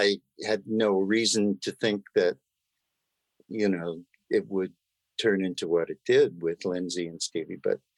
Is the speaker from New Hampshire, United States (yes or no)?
no; New York City, New York, United States; moved away as an adult; also born or lived in Washington, D.C. / Southern California; I'm an East Coast boy. I grew up in Forest Hills, Queens.